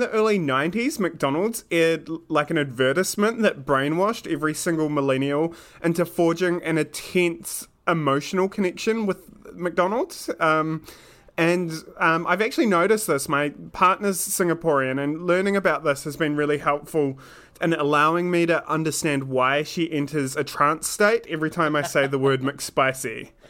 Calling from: New Zealand; I'm tuning in from Aotearoa, New Zealand.

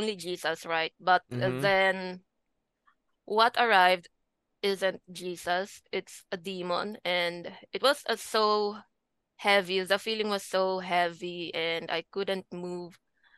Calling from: Philippines; From the Philippines.

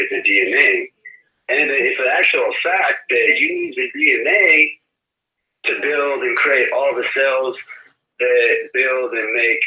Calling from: Bay Area, California, United States; I'm calling from the Bay Area.

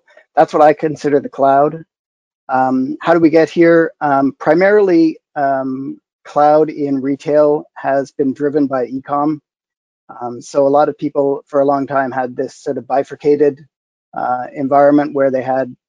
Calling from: London, Ontario, Canada; London, Ontario, Canada, where I've been for 20 years.

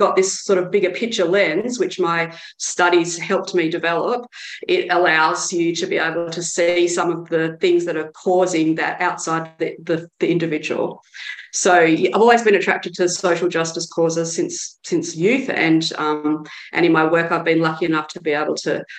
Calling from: Victoria, Australia; I should say that I'm joining from Wiradjuri country in Victoria.

